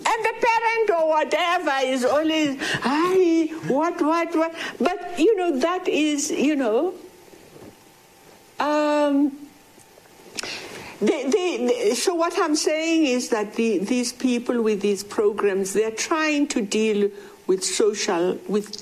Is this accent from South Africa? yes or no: yes; South Africa; also born or lived in Alexandra Township; when I was growing up in South Africa